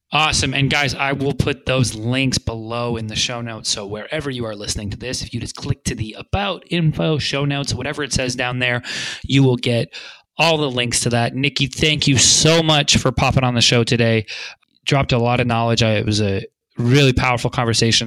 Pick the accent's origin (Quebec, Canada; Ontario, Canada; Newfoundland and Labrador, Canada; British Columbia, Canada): British Columbia, Canada; Vancouver; now in Santa Monica, United States; I'm from Vancouver, British Columbia originally